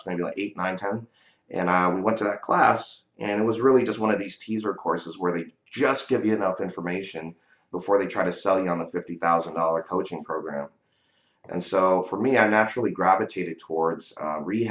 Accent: San Francisco Bay Area, California, United States; I grew up here in the San Francisco Bay Area

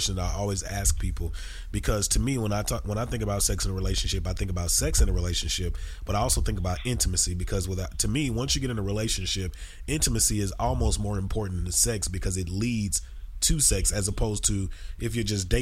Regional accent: Texas, United States; I'm from Texas, but I'm not from the city. I'm from the country

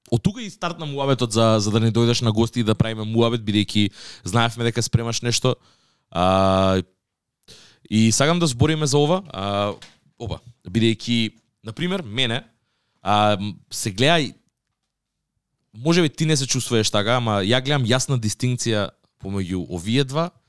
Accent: Radoviš, North Macedonia; При тоа јас моментално зборам не зборам на Радовишки, ако сум од Радовиш.

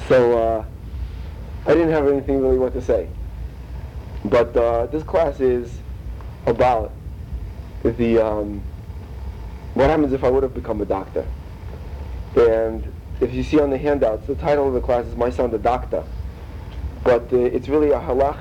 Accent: Russia; moved away; we're both from Russia

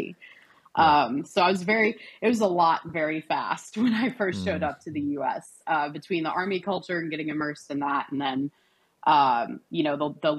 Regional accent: Cairo, Cairo Governorate, Egypt; moved away as an adult; now in United States; born and raised in Cairo, Egypt

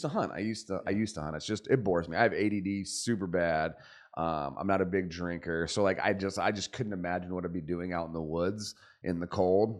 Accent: Arizona, United States; also born or lived in California; I was born in California, grew up in Arizona.

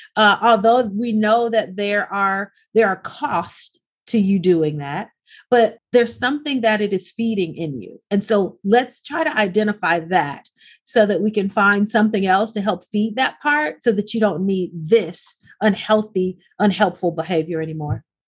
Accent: Arkansas, United States; now in Los Angeles, United States; growing up in the South is very, very different than growing up in the inner city of Los Angeles. It wasn't even as if we were in the suburbs, right? So in, in Arkansas, I could play outside past the streetlights

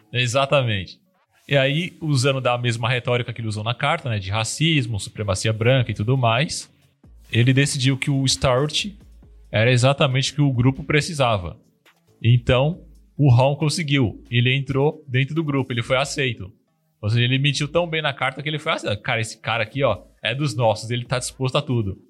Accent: Brazil; eu sou brasileiro

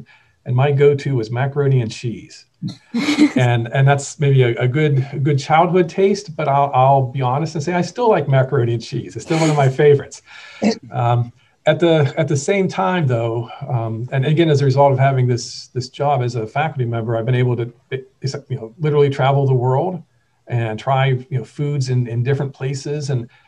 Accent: north of Pittsburgh, Western Pennsylvania, United States; So I guess growing up, I grew up in Western Pennsylvania, a little bit north of Pittsburgh.

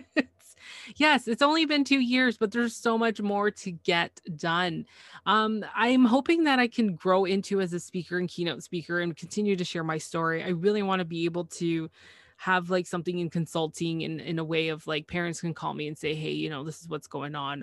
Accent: Canada; I am Canadian

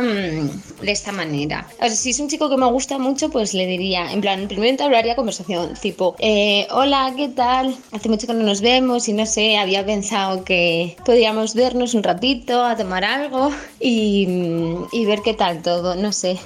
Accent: Spain; yo soy de España

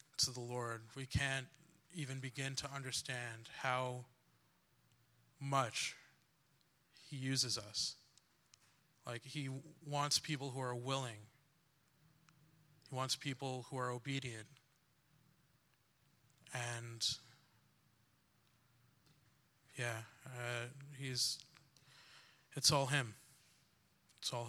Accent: New York, United States; moved away as an adult; now in New Jersey, United States; And originally I'm from New York, but my dad was like, hey, move in with me and my wife in Jersey

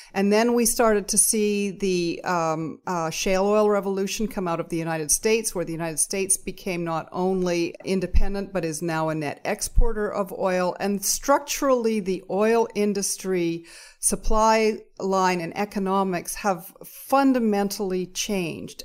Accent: Alberta, Canada; now in British Columbia, Canada; I grew up in Alberta

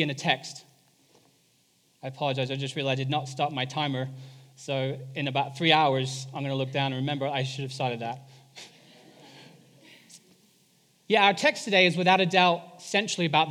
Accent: England, United Kingdom; moved away; I am English

